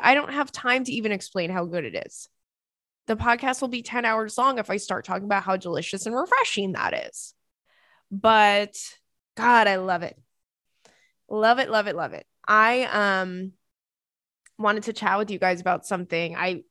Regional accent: England, United Kingdom; I'm your host. I'm from England

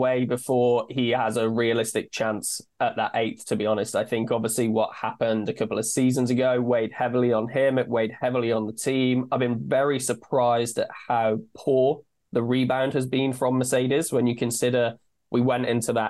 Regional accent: United Kingdom; I'm British

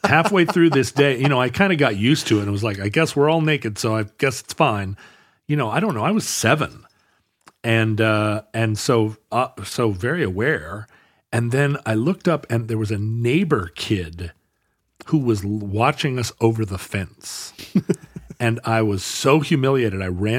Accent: Alberta, Canada; I'm from Alberta, but I cannot stop.

